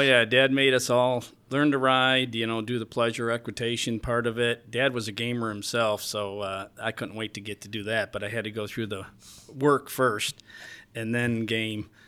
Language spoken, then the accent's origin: English; Alexander, New York, United States; I grew up here.